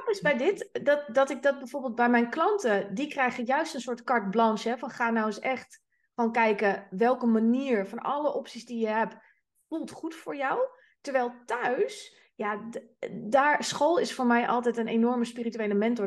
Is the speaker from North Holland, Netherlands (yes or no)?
yes; Amsterdam, North Holland, Netherlands; ik ben Amsterdamse